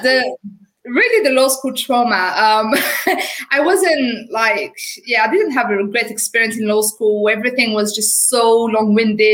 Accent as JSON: {"language": "English", "country": "France", "accent": "French", "second_language": "English", "moved": "as an adult", "lives_now": "United Kingdom", "said": "I qualified as a lawyer in France. Obviously, you will have noticed with my accent. So I'm a French qualified lawyer"}